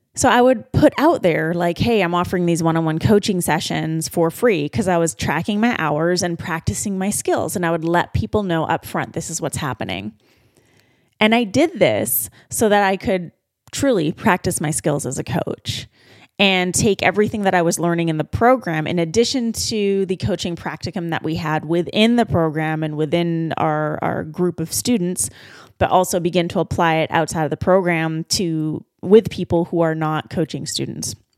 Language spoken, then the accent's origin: English; Vancouver, British Columbia, Canada; my hometown of Vancouver, B C